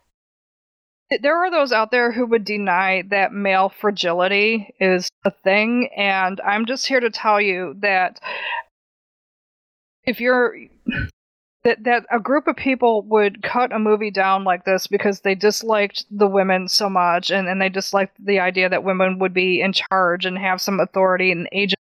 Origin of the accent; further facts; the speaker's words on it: Livingston County, Michigan, United States; moved away; Livingston County, which is where my hometown is